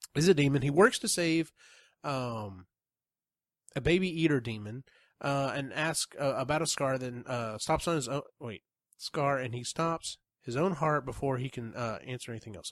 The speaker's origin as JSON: {"language": "English", "country": "United States", "said": "being being an American"}